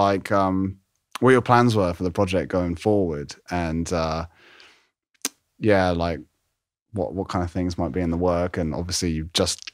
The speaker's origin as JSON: {"language": "English", "region": "London", "country": "United Kingdom", "moved": "as an adult", "lives_now": "Harrogate, United Kingdom", "said": "I live in Yorkshire, but I'm actually from London originally."}